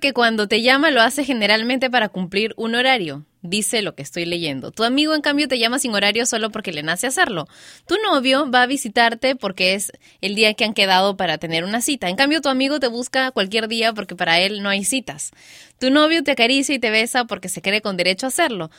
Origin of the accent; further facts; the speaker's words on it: Peru; Liga, le decimos en Perú.